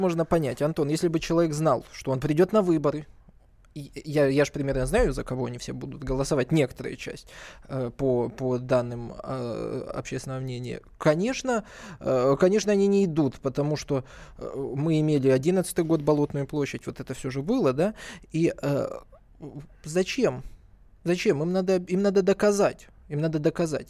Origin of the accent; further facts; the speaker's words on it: Blagoveshchenka, Kabardino-Balkaria, Russia; мое родное село.